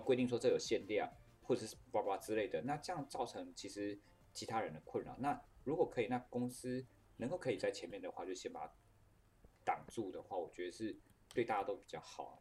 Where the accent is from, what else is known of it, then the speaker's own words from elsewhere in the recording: Taiwan; 我是台湾人欸，我是奴性比较重